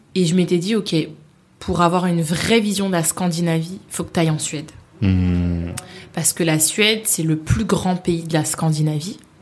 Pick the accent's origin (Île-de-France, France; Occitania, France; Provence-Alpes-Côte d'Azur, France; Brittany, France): Île-de-France, France; Paris; moved away as an adult; also born or lived in Sweden; j'y ai vécu jusqu'à mes 28 ans maintenant. Mhm. Euh, je pense que j'aimerais toujours Paris. Mhm. Je suis née à Paris